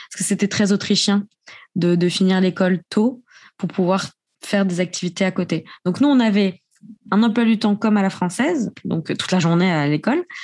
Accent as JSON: {"language": "French", "country": "Japan", "tie": "born or raised there", "said": "Quand je leur dis que j'ai grandi au Japon, ils me disent Ah, mais c'est pour ça, tes yeux."}